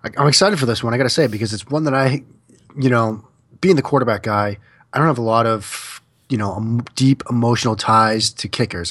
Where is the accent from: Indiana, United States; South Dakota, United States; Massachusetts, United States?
Massachusetts, United States; Boston; as a kid growing up in the Boston area